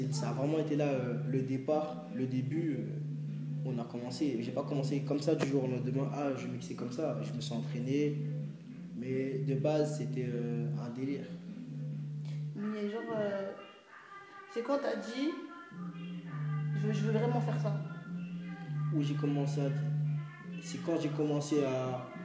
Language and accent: French; Guadeloupe; je suis originaire de la Guadeloupe. Oui, j'ai vécu euh, quasiment toute mon enfance.